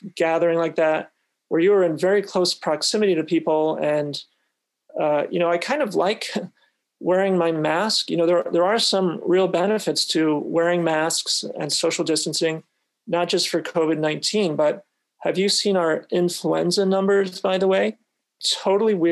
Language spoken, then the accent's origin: English; New England, United States; moved away; I'm from New England originally